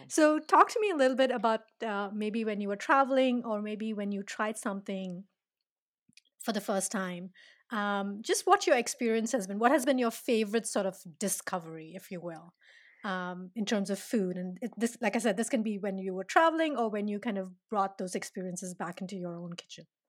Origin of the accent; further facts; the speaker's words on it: India; I'm Indian